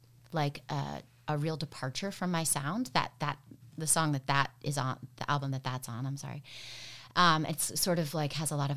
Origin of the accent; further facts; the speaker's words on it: Maine, United States; moved away as an adult; also born or lived in upstate New York / California; now in Ann Arbor, United States; I was born in Maine, but then right after I was born, my parents left